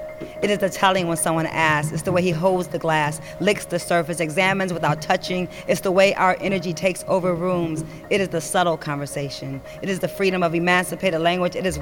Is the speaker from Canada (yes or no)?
no; Detroit, Michigan, United States; I'm from Detroit